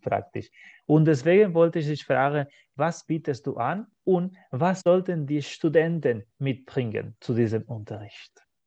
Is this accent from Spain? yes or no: yes; Spain; first language Spanish; German is a second language; wir kennen das so als Spanier, als Muttersprache von dieser spanischen Sprache